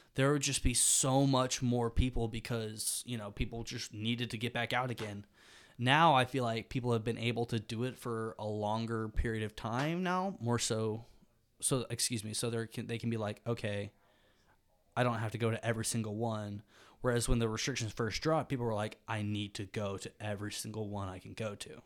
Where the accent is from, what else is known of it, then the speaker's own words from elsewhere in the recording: Birmingham, Alabama, United States; moved away as an adult; now in Oxford, Mississippi, United States; I'm from Birmingham, Alabama